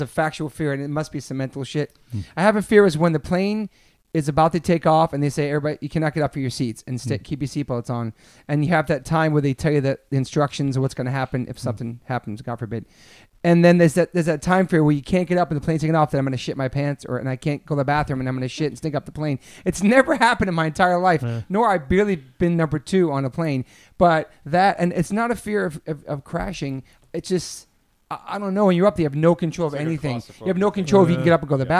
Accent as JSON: {"language": "English", "region": "Rhode Island", "country": "United States", "tie": "born or raised there", "said": "we grew up in Rhode Island"}